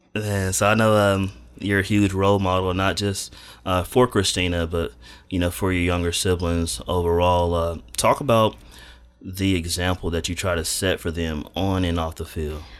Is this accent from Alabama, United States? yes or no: yes; Madison, Alabama, United States; moved away as an adult; now in Dothan, United States; I'm not from Dothan. I'm from Madison, Alabama, which is North Alabama.